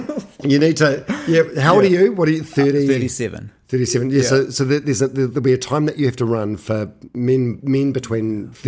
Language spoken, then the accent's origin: English; Manawatū-Whanganui, New Zealand; but I'm from Manawatu originally.